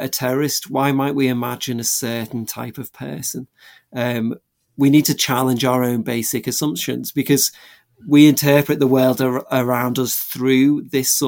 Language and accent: English; England, United Kingdom; I grew up in England